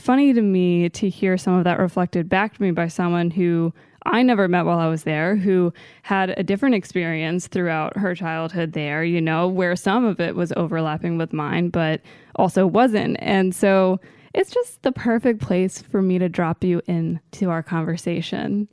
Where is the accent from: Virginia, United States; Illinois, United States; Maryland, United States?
Maryland, United States; born or raised there; moved away